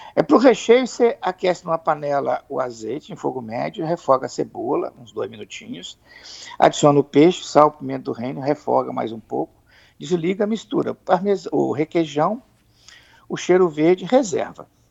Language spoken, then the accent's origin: Portuguese; Espírito Santo, Brazil; como nós somos capixabas